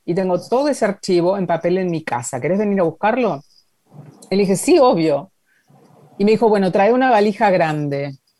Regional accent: Junín, Buenos Aires Province, Argentina; Y yo soy de Junín

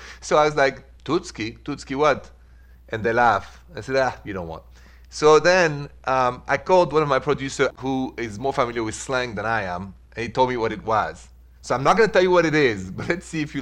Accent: France; accent: French; English is a second language; moved away as an adult; now in United States; The accent is French

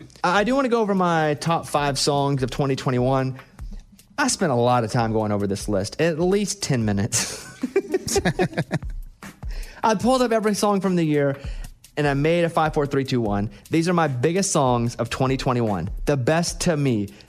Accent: Mountain Pine, Arkansas, United States; I grew up in a really small town. I'm from Mountain Pine, Arkansas. Population 772. And most of my hometown is still somewhere in that area.

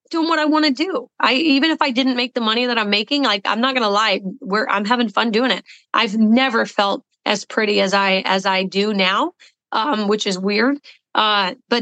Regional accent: the South, United States; I am from the South

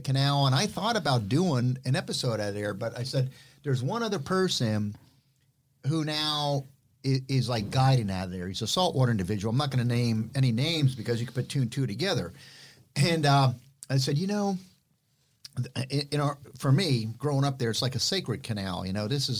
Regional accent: Miami, Florida, United States; I grew up in Miami

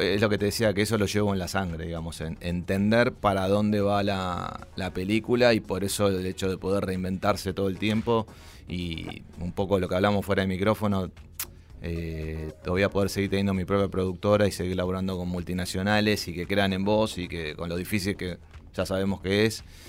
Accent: Buenos Aires, Argentina; Nací en Villa Crespo, en, bueno, ahí eh, en Araos

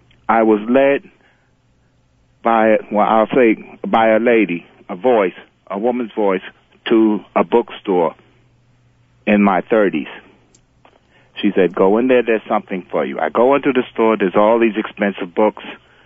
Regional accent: The Bronx, New York, United States; I'm originally from the Bronx.

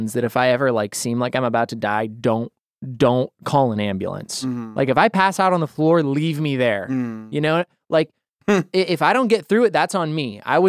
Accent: Boise, Idaho, United States; I'm from there. I know. I'm from Boise, Idaho.

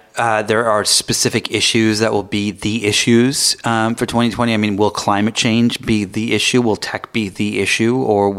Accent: United Kingdom; now in United States; I'm British

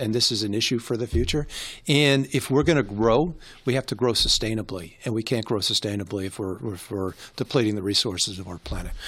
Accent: New York, United States; I grew up in New York

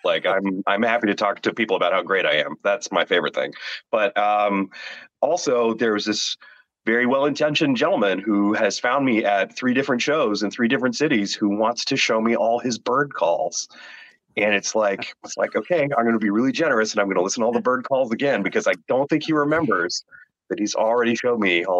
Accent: Toronto, Ontario, Canada; I'm from Toronto, but I was flying from Denver because I was at a Comic-Con in Denver

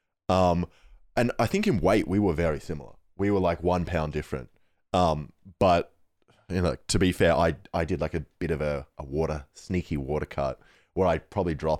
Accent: Australia; I'm Australian

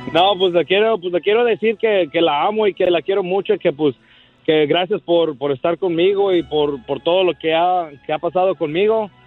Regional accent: Michoacán, Mexico; yo soy michoacano

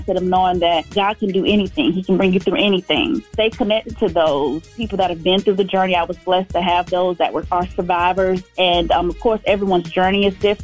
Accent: Valdosta, Georgia, United States; I'm from Valdosta, Georgia

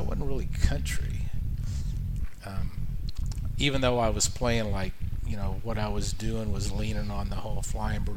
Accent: Fort Worth, Texas, United States; moved away as an adult; also born or lived in Denton, Texas / Nashville, Tennessee / Austin, Texas; I grew up in Fort Worth

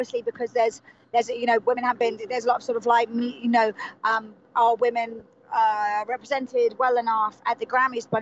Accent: England, United Kingdom; two English people

